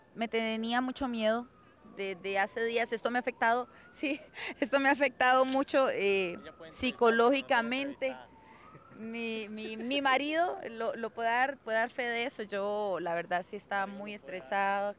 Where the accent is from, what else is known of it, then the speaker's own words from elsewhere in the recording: Costa Rica; somos ticos y también estamos en un país